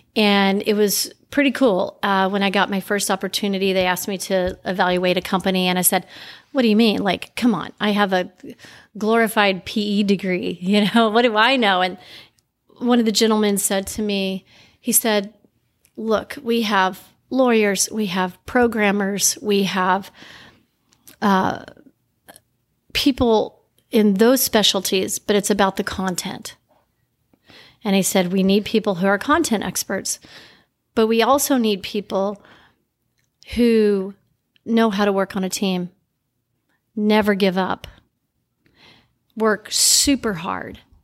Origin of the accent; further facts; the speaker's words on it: Little Rock, Arkansas, United States; also born or lived in Crested Butte, Colorado; Life started for me in Little Rock, Arkansas but home always has been um, a combination of Little Rock and Crested Butte, Colorado, where I spent a lot of time in, in my life and also growing up